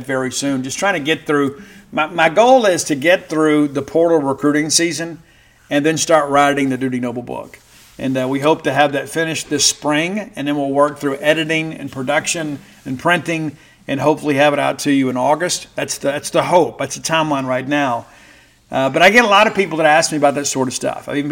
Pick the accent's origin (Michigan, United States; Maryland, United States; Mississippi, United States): Mississippi, United States; South; growing up in South Mississippi with some of my friends